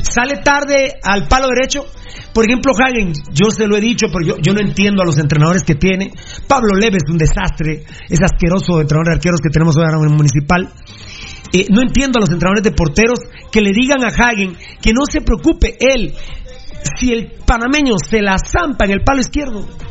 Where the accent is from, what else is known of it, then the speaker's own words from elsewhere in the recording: Guatemala; somos afortunados los chapines